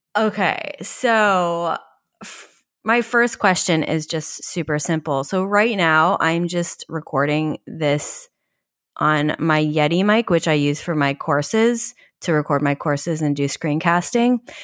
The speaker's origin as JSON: {"language": "English", "region": "New York", "country": "United States", "said": "as a New Yorker"}